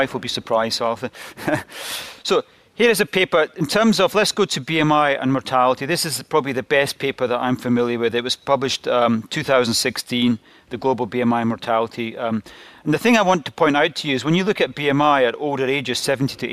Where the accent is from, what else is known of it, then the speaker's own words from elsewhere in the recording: Glasgow, Scotland, United Kingdom; accent: Scottish; I'm from Glasgow and you have to tune into the Scottish accent a little bit